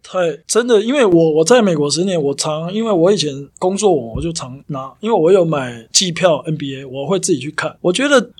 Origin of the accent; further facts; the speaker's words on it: southern Taiwan, Taiwan; moved away as an adult; now in United States; 我觉得应该是我我本身是南部的